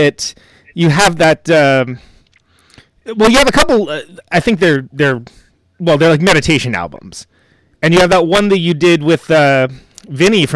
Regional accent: West Coast, United States; I come from the West Coast

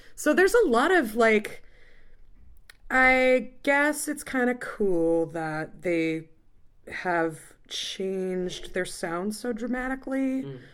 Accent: Illinois, United States; moved away as an adult; now in Milwaukee, United States; I live in Milwaukee, Wisconsin, but I'm not from there. I'm from Illinois

